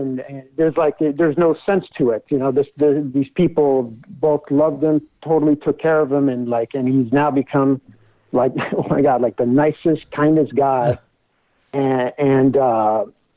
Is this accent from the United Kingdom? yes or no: no; France; moved away; I'm originally from France